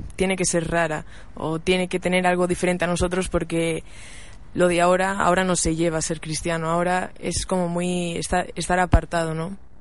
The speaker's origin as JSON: {"language": "Spanish", "town": "Viveiro", "region": "Galicia", "country": "Spain", "tie": "born or raised there", "moved": "yes", "lives_now": "Santiago de Compostela, Spain", "said": "voy a mi pueblo, a Viveiro"}